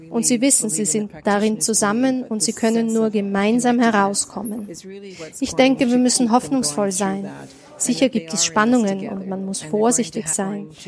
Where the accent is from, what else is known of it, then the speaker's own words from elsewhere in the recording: Canada; Ich bin aus Kanada und es gibt auch bei uns nicht einen Kanadier oder eine Kanadierin.